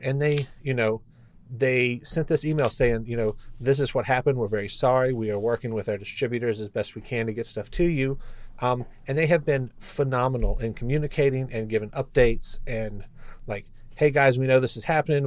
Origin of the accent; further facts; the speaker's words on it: Lynchburg, Virginia, United States; I grew up in Lynchburg